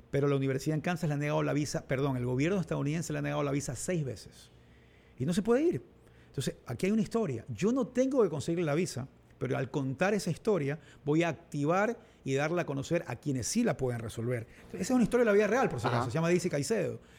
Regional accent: Olón, Santa Elena, Ecuador; Yo, crecí en Olón gran parte de mi vida, cuando se iba a la playa y, ya de viejo finalmente pude construir mi casita.

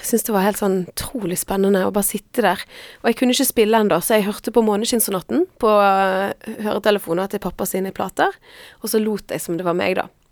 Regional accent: Frekhaug, Vestland, Norway; also born or lived in Stavanger; jeg er vokst opp på et sted som heter Frekkhaug

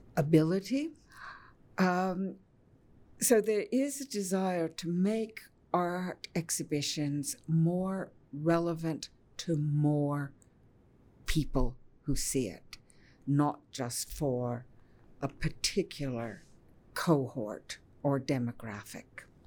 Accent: Ottawa, Ontario, Canada; growing up in Ottawa

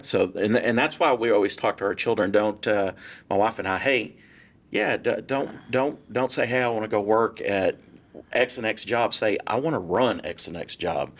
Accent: Irving, Texas, United States; also born or lived in San Diego, Texas / McKinney, Texas; I grew up in Irving and I lived there for a little over thirty years

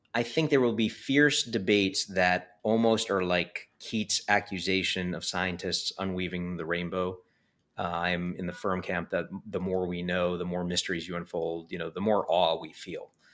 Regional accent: New York City, New York, United States; growing up in Coney Island

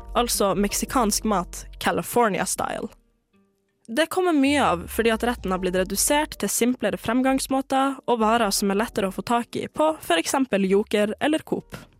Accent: Norway; also born or lived in Tromsø; hjemme i Norge

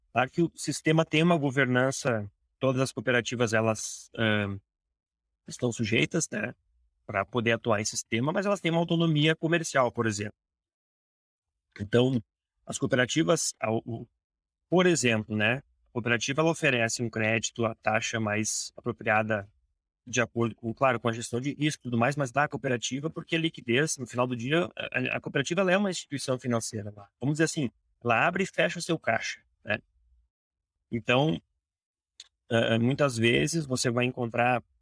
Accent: Porto Alegre, Rio Grande do Sul, Brazil; do Sul, sou de Porto Alegre, aqui no Rio Grande do Sul

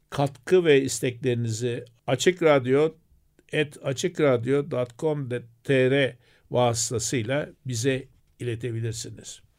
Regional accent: Turkey

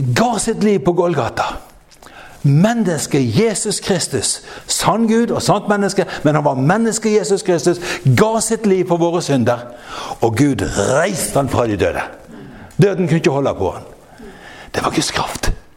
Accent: Frekhaug, Vestland, Norway; moved away; jeg har en lillebror hjemme på Frekkhaug som er en fantastisk velsignelse for meg. Han har, han har eh, han har eh, familiegården

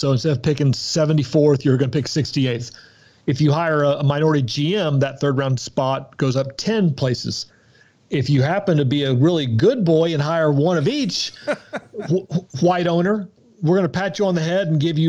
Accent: Mississippi, United States; I grew up in Mississippi, and so to be told that I say anything correctly is really, really, it's a mind-blowing.

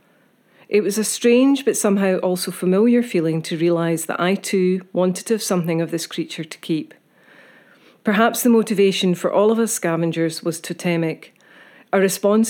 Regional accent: Isle of Iona, Scotland, United Kingdom; I'm an artist from the Isle of Iona

